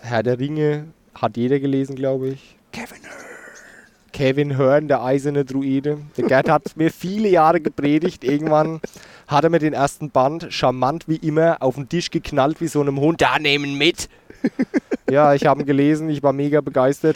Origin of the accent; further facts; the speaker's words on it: Rhön, Germany; ich in meiner Kindheit in der Edeka gekauft habe, in Burgadroth in der Rhön.